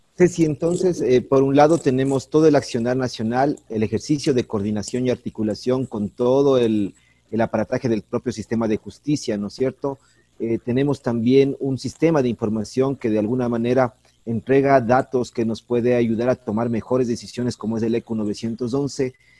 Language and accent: Spanish; Ecuador